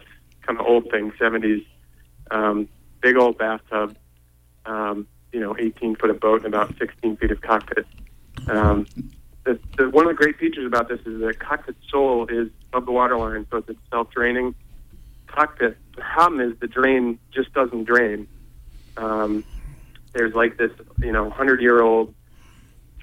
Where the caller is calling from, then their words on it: Penobscot, Maine, United States; I'm calling from Penobscot